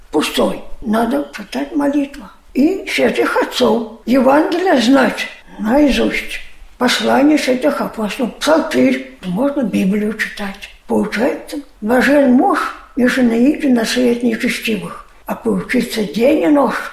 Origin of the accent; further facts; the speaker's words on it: Belarus; now in Saint Petersburg, Russia; Я сюда, из Беларуси приехала сюда, к своей тете.